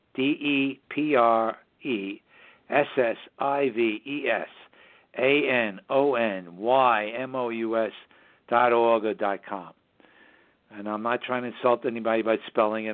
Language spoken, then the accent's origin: English; New York City, New York, United States; now in Hudson Valley, United States; we broadcast from the southern Hudson Valley region of New York State, which is northern suburbs of New York City, my hometown